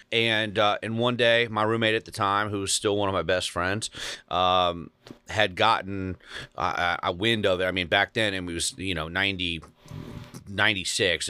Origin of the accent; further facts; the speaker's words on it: Cincinnati, Ohio, United States; now in Brentwood, Tennessee, United States; born and raised in Cincinnati